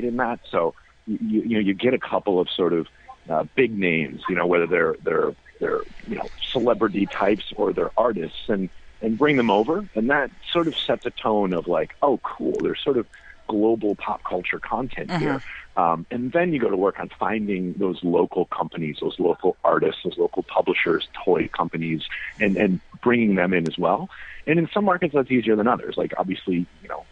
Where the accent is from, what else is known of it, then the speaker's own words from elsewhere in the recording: Minnesota, United States; I'm from Minnesota